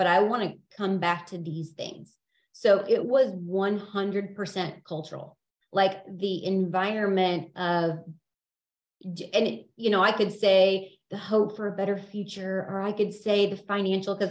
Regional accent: Independence, Missouri, United States; I am from Independence, Missouri

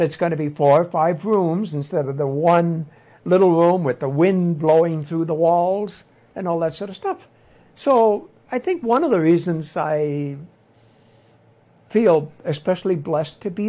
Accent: Nova Scotia, Canada; moved away as an adult; now in Tlapa, Mexico; my mother was a traditional mother when I grew up in Nova Scotia

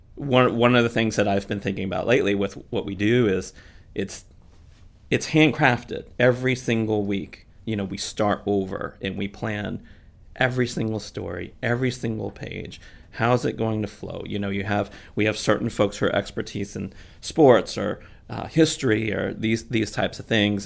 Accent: Missouri, United States; moved away as an adult; also born or lived in Houston, Texas / Kansas City / St. Louis / Sarasota, Florida; now in Florida, United States; I was born in Houston, Texas, but grew up in Missouri, uh, Kansas City, and then later Saint Louis

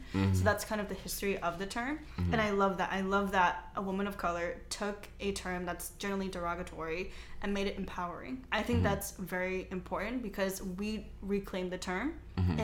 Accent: United States; I'm Chinese American, so I was born here

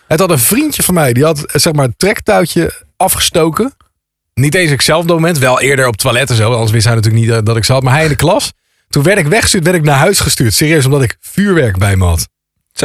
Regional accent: Krimpen aan den IJssel, South Holland, Netherlands; ik kom uit Krimp aan de IJssel en ik zat op school in Capelle aan de IJssel

